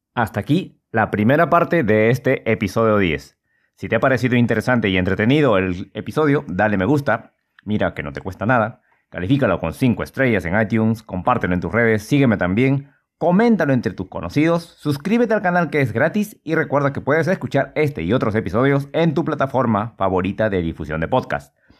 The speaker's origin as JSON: {"language": "Spanish", "region": "Huánuco", "country": "Peru", "tie": "born or raised there", "said": "La ciudad que me vio nacer, por mucho tiempo disponía solamente de dos emisoras, Radio Huánuco y Radio Ondas del Guayaga"}